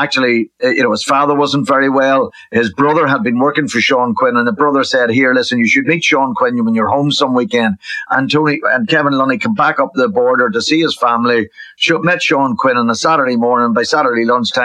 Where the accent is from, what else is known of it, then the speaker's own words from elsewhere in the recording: Enniskillen, Northern Ireland, United Kingdom; on the border where I grew up as well in Enniskillen and lived